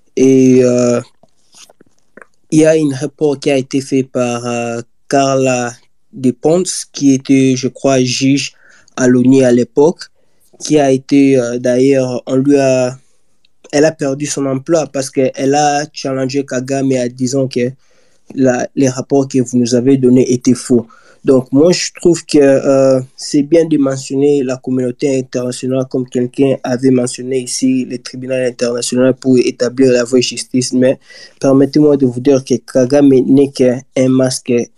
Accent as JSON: {"language": "French", "country": "DR Congo", "said": "nous tous en tant que Congolais"}